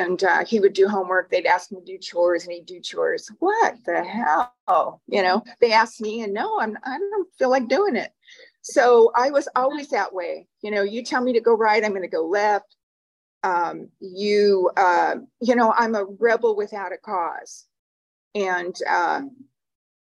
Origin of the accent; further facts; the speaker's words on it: Huntington Park, California, United States; I was born in Huntington Park, California